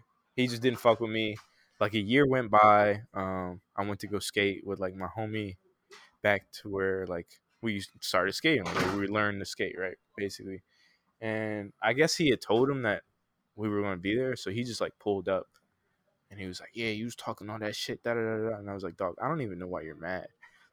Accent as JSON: {"language": "English", "town": "Philadelphia", "region": "Pennsylvania", "country": "United States", "said": "I'm from Philly, but like I moved around so much. So like I went to like 7 different schools. Started in North Philly at Howe"}